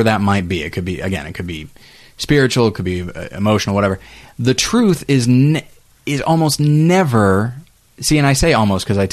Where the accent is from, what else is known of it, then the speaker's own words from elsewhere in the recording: Taft, California, United States; Taft, California, my hometown